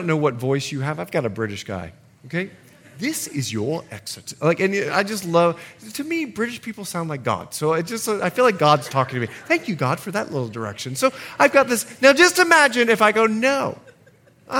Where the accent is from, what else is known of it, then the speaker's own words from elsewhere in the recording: United States; I'm an American too